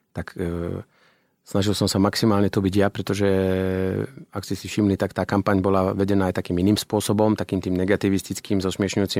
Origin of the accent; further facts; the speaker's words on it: Banská Bystrica, Banská Bystrica Region, Slovakia; ja som človek z Banskej Bystrice